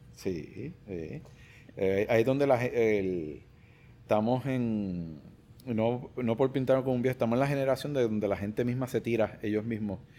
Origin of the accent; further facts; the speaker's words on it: Puerto Rico; creo que soy el primer boricua en presentar